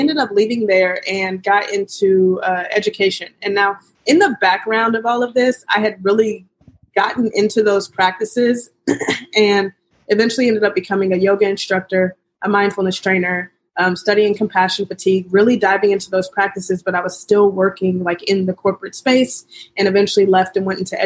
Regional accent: Kansas City, Missouri, United States; we're from Kansas City

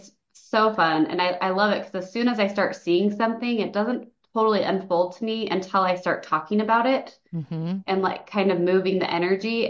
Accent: St. George, Utah, United States; now in Lehi, United States; I'm from St. George, Utah.

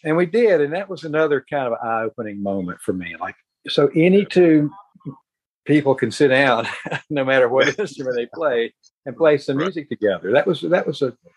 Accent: Statesville, North Carolina, United States; I grew up in Statesville, North Carolina

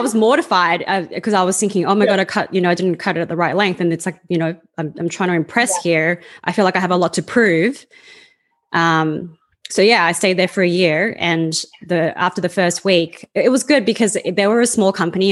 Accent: Australia; accent: Australian; moved away as an adult; also born or lived in Sydney; now in Canada; I was born and raised in Australia

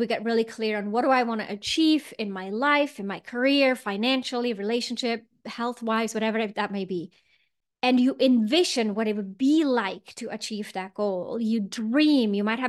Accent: Switzerland; I grew up in Switzerland and we would always hike and make a fire and put some sausage on top or whatever we would do.

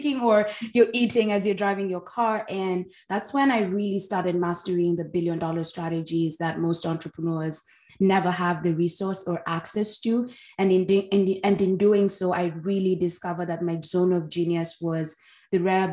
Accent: Kenya; I grew up in Kenya where entrepreneurship was not the norm

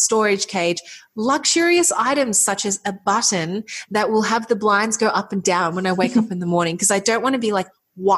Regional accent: Melbourne, Victoria, Australia; we're back in our home city. I'm from Melbourne, Australia

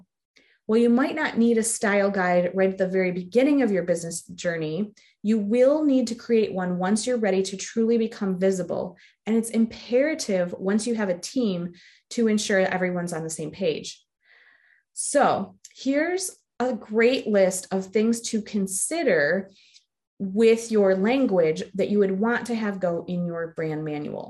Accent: the North, United States; I'm from the North

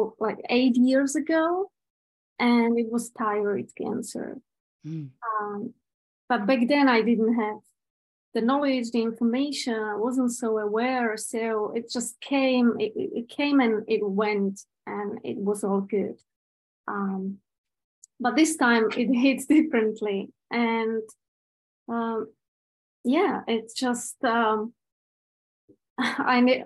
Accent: Prague, Czechia; I'm from Czech Republic, from Prague

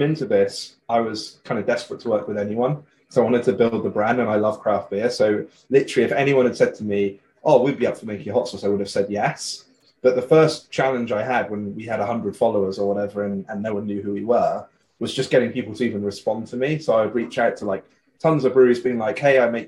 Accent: West Country, South West England, United Kingdom; also born or lived in United States; I'm from the West Country. Originally, yeah.

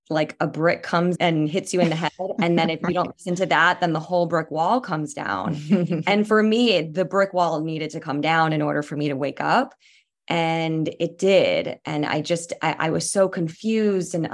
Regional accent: East Coast, United States; moved away as an adult; now in San Francisco Bay Area, United States; lived here in the Bay Area for about eight years. I grew up on the East Coast and I've completely fallen in love with living here.

